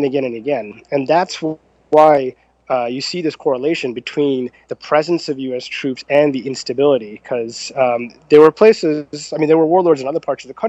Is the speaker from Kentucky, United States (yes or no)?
no; Jersey Shore, New Jersey, United States; I'm from New Jersey, from the Jersey Shore, actually.